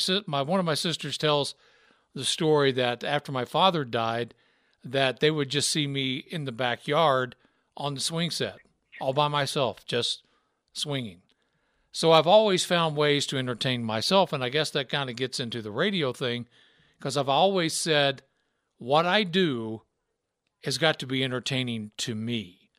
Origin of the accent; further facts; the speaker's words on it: Deep South, United States; So that background of growing up in the Deep South and then growing up listening to country, listening to rock and roll, listening to R&B